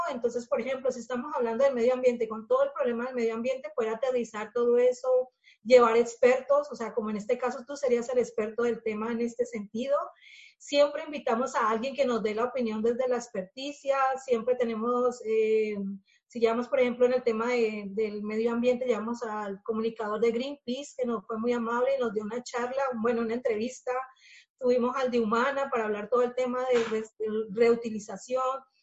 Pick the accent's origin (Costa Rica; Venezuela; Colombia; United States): Colombia; moved away as an adult; now in Spain; Estela y yo somos colombianas